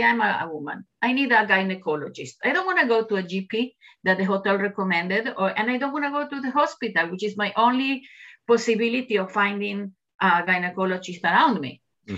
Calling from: Jerusalem District, Israel; Yes, I'm sitting in the Jerusalem hills, actually, where office is in the cultural environment, the settlement in the Jerusalem hills.

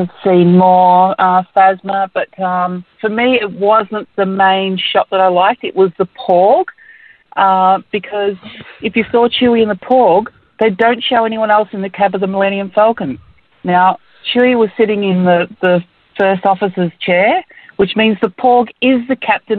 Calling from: Perth, Western Australia, Australia; Hi, Phil and Ash. … in Perth.

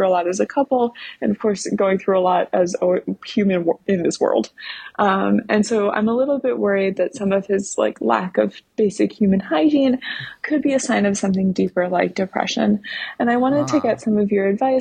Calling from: New York City, New York, United States; I'm calling from New York City

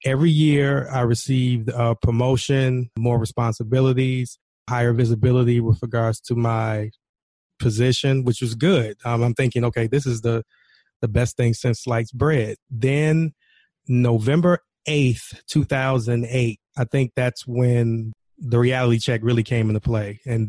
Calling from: Chicago, Illinois, United States; Right now, I'm calling from Chicago, Illinois.

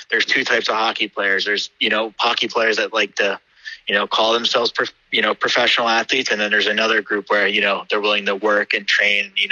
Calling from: Pennsylvania, United States; Uh, so I'm calling you from the United States. So I'm actually based in Pennsylvania, uh, right outside Philadelphia.

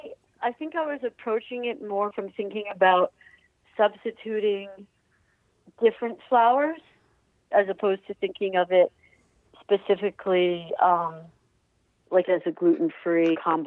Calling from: Rhinebeck, New York, United States; I'm calling from Rhinebeck, New York.

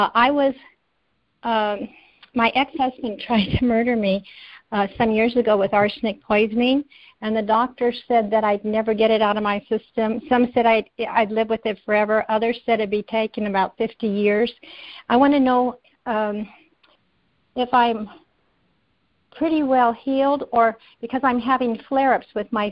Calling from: Victorville, California, United States; I'm calling from Victorville

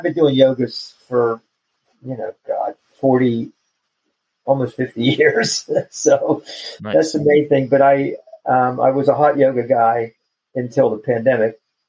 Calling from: Chapel Hill, North Carolina, United States; I am in Chapel Hill, North Carolina.

